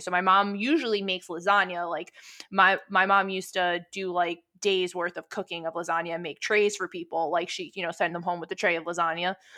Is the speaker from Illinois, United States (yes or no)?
no; New York City, New York, United States; we are two broads from Brooklyn